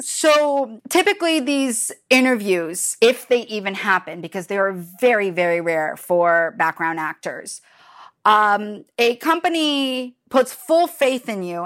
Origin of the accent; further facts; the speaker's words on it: Los Angeles, California, United States; I'm one of the few, the proud, the weirdos that was born and raised in LA and stayed here.